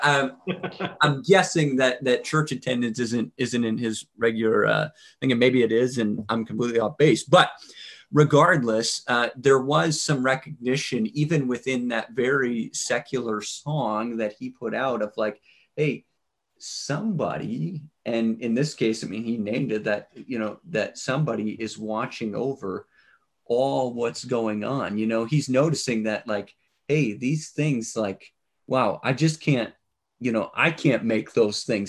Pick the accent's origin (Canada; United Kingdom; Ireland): Canada; as a Canadian